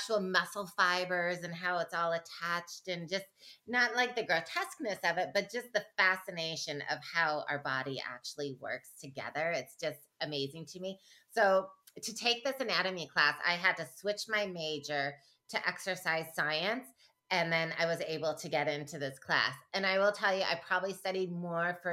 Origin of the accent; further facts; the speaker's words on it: Michigan, United States; I grew up in Michigan